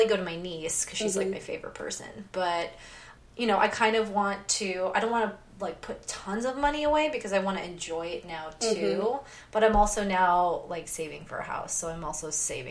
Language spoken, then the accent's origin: English; Victorville, California, United States; moved away as an adult; also born or lived in Huntington Beach, California; now in San Francisco, United States; I grew up in Victorville, which is in San Bernardino County